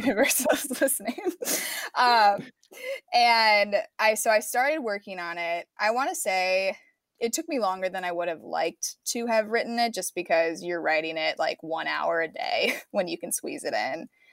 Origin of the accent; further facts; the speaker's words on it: Chicago suburbs, Illinois, United States; moved away as an adult; now in Los Angeles, United States; I'm from the Chicago suburbs, and I went to Northwestern for film